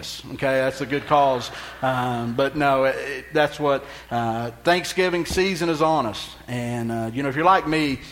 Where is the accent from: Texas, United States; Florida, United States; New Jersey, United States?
Texas, United States; I'm from Texas